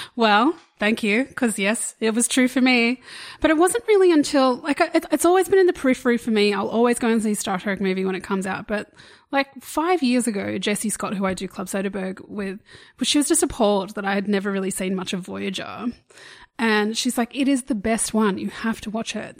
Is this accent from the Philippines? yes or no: no; Australia; we're obviously Australian.